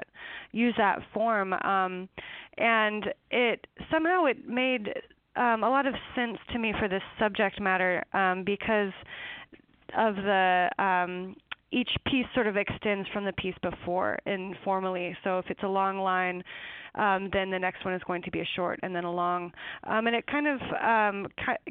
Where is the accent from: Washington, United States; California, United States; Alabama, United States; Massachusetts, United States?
Washington, United States; eastern; it's in eastern Washington, in a canyon by the Snake River